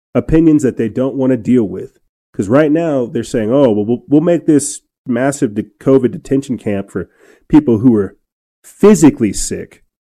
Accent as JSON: {"language": "English", "region": "New Mexico", "country": "United States", "tie": "born or raised there", "moved": "yes", "said": "my hometown up north in New Mexico"}